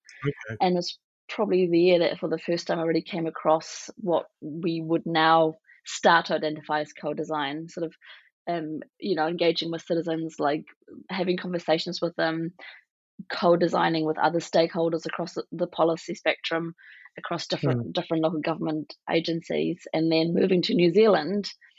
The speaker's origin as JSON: {"language": "English", "town": "West Berlin", "region": "Berlin", "country": "Germany", "tie": "born or raised there", "second_language": "English", "said": "I am originally from West Berlin. I'm born to East German and Egyptian parents, and I sort of grew up towards the end of the Cold War into a very new type of Germany, I suppose."}